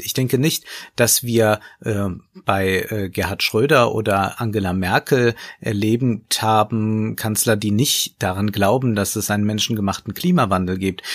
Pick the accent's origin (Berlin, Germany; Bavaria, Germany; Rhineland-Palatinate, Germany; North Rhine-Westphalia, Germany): Rhineland-Palatinate, Germany; Koblenz; Also daher komme ich, ich komme aus Koblenz